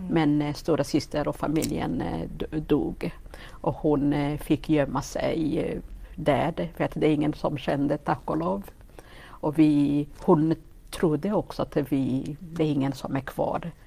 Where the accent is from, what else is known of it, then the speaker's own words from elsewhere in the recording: Gisenyi, Western Province, Rwanda; Swedish is a second language; moved away as an adult; also born or lived in Forshaga, Sweden; now in Karlstad, Sweden; jag eh, född och uppväxt i Rwanda